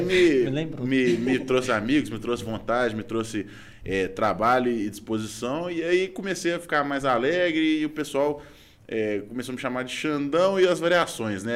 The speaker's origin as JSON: {"language": "Portuguese", "town": "Belo Horizonte", "region": "Minas Gerais", "country": "Brazil", "said": "eu sou daqui"}